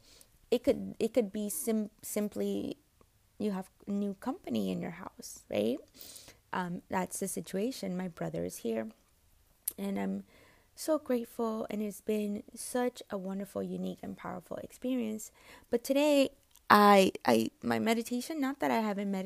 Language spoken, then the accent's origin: English; United States; I'm American.